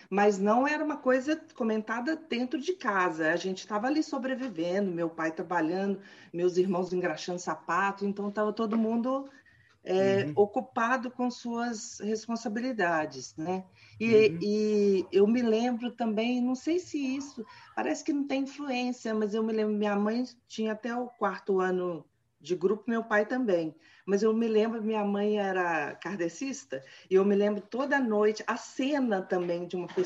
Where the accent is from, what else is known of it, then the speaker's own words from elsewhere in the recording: Cataguases, Minas Gerais, Brazil; Eu nasci, não nasci em Cataguases, mas fui registrada em Cataguases. Fui para lá com dois anos de idade. Mas Cataguases é a minha cidade natal.